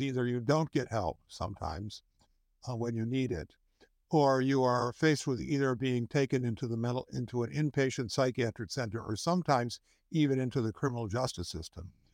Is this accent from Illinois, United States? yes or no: yes; Chicago, Illinois, United States; also born or lived in Wisconsin; I was born in Wisconsin, but I moved here when I was eleven, which was a long time ago. So, I've lived almost my entire life in Illinois and really almost my entire life in the city of Chicago